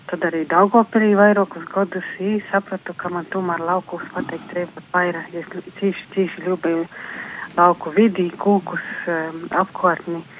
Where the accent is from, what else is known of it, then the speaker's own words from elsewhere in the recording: Latvia; Es esmu no Freļu novada. Dzīvoju Upmanis pagasta Vatvorkavā, mazā teidā cīmatiņā, Dubnis upes krostā.